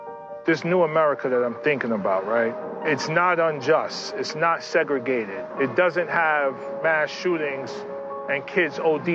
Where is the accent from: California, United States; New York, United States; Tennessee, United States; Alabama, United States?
New York, United States; New York City; I was born and raised in New York City, raised by a single mother.